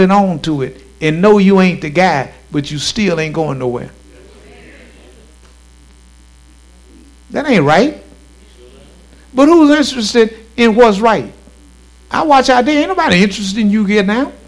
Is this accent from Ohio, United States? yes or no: no; Shreveport, Louisiana, United States; I'm from Southeast Shreveport. I'm from Stony Hill.